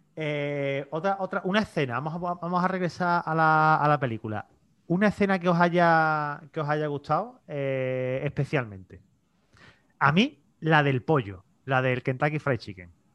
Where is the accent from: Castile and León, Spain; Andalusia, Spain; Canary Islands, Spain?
Andalusia, Spain; Seville; yo haber sido nacido español, criado español, bueno, sevillano, nacido sevillano también